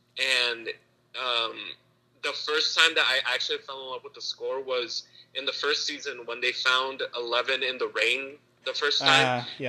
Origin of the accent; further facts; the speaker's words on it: Midwest, United States; We're from the Midwest